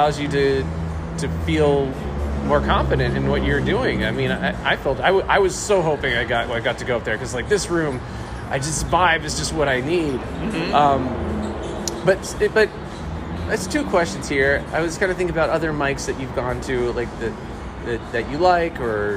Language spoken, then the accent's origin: English; South Carolina, United States; I'm from South Carolina